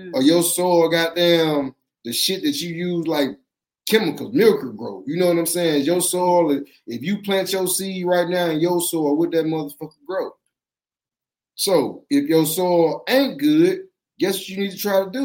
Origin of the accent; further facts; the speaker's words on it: the South, United States; I'm from the South. You know, we farm and shit down here